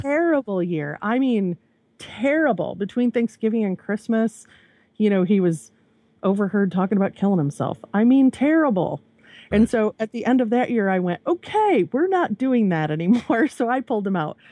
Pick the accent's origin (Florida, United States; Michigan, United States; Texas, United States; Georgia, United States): Michigan, United States; also born or lived in central Virginia; now in Virginia, United States; I'm from Michigan